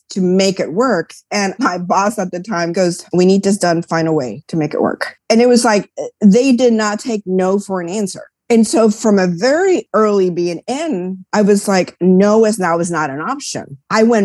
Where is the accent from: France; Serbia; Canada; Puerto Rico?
Puerto Rico; also born or lived in New York; I grew up in Puerto Rico. So I was born in New York. My parents left when I was a year old. So I basically grew up in Puerto Rico.